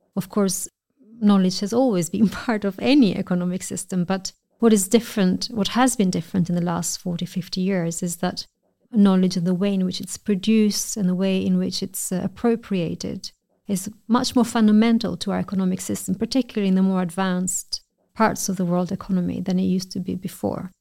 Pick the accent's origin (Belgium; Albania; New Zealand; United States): Albania; moved away as an adult; also born or lived in United Kingdom; I'm originally from Albania